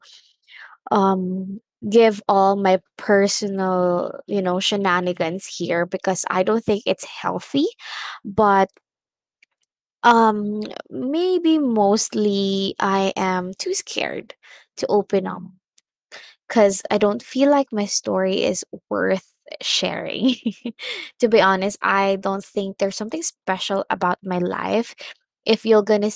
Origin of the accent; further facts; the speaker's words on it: Masbate, Bicol Region, Philippines; I was born in Masbate.